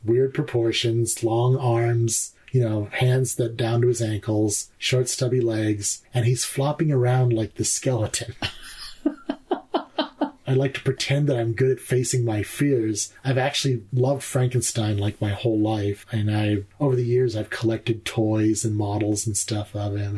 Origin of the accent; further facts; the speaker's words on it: Bemidji, Minnesota, United States; I was born in Minnesota, Bemidji, Minnesota.